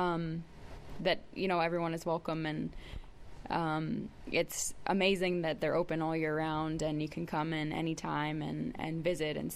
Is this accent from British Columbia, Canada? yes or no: no; Ontario, Canada; moved away as an adult; now in Alberta, Canada; I grew up in Ontario